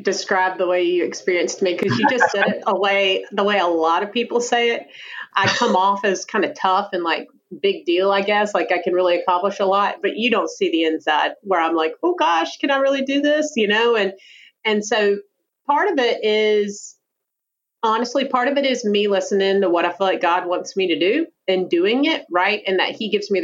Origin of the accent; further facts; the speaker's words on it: Georgia, United States; accent: Southern; also born or lived in Colorado / Savannah, Georgia; You probably also can hear my wonderful Southern accent. I'm actually originally from Georgia